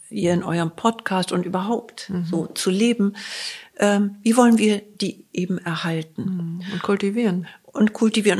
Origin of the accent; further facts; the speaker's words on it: Germany; wir als Deutsche